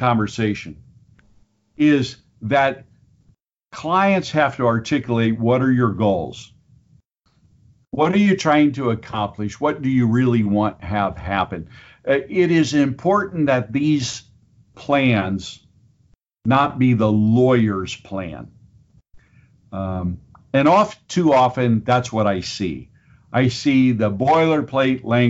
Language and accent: English; Minster, Ohio, United States; I am originally from the Minster, Auglaize County area